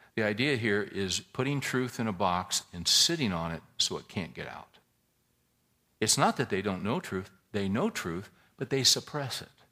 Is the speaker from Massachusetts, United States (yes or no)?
no; California, United States; now in Texas, United States; we're all originally from California. But we've chosen to live in Texas.